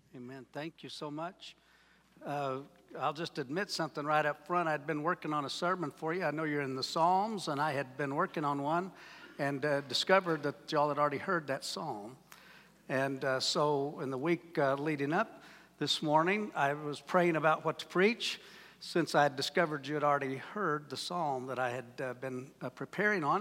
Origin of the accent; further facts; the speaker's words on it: Wayne, Oklahoma, United States; I'm from Wayne, Oklahoma